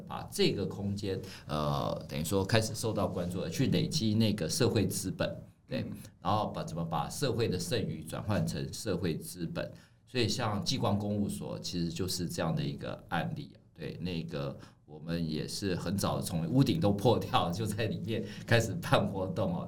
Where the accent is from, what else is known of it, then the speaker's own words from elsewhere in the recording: Taipei, Taiwan; now in Taichung, Taiwan; 因为我是台北长大的小孩